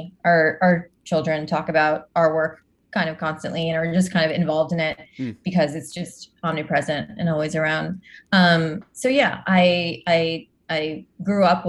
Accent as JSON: {"language": "English", "region": "New Jersey", "country": "United States", "tie": "born or raised there", "said": "I grew up in New Jersey and in a pretty typical Indian household"}